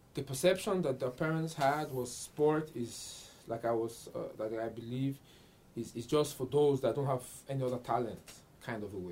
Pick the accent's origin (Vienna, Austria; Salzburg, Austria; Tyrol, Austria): Vienna, Austria; I grew up in Vienna